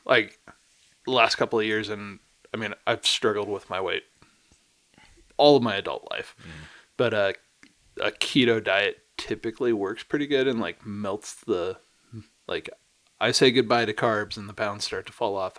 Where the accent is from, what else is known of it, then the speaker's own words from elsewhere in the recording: Chicago, Illinois, United States; moved away; also born or lived in Northeast US; I grew up in Chicago